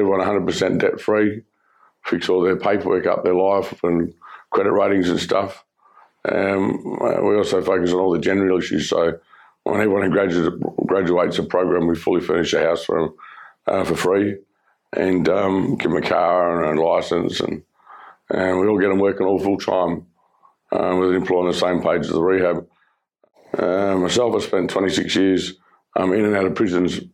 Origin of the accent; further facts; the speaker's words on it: Perth, Western Australia, Australia; I grew up in Perth.